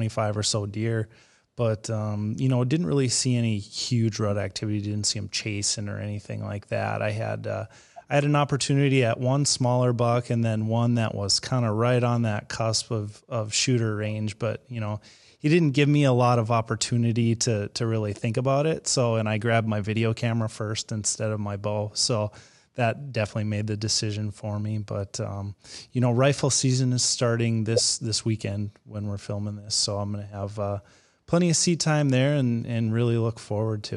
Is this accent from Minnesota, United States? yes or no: yes; Minnesota, United States; moved away as an adult; now in North Dakota, United States; growing up in Minnesota, I spent 20 years hunting white-tailed deer, and then I moved to North Dakota